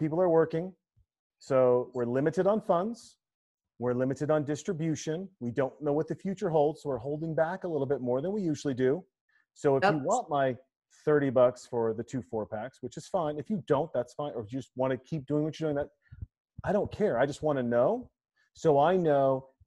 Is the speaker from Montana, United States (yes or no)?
yes; Montana, United States; in Montana, where I grew up